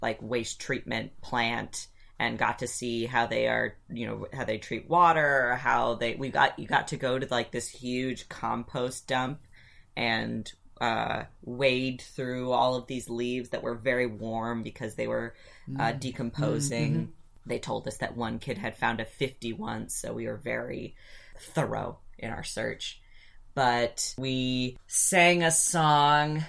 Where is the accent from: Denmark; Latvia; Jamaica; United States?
United States; Ann Arbor, Michigan; we grew up in Ann Arbor